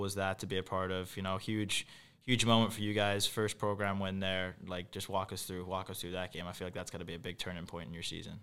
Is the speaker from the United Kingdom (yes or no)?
yes; England, United Kingdom; moved away; I'm from England